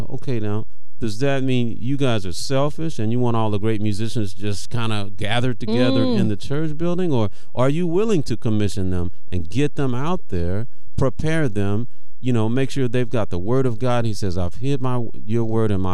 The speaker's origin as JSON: {"language": "English", "town": "Memphis", "region": "Tennessee", "country": "United States", "said": "I'm from Memphis"}